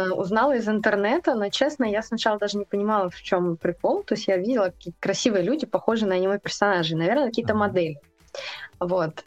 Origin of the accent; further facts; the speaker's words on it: Ukraine; moved away as an adult; now in Russia; я вообще не из России, если что. я переехала Ой, из Украины.